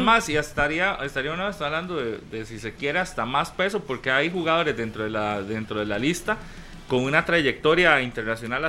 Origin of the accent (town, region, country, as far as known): Costa Rica